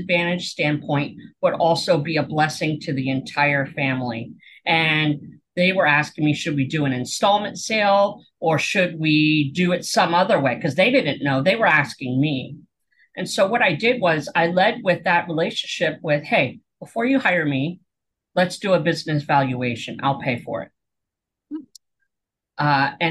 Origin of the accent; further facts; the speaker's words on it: Pennsylvania, United States; moved away as an adult; also born or lived in Portland, Oregon; we moved from Portland, Oregon back to Pennsylvania where I grew up